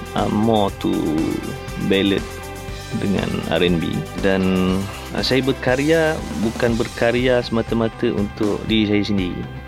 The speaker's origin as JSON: {"language": "Malay", "region": "Malacca", "country": "Malaysia", "said": "Saya berasal daripada Melaka"}